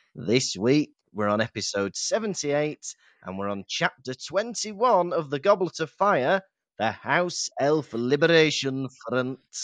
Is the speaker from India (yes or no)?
no; Llandudno, Wales, United Kingdom; I grew up in Llandudno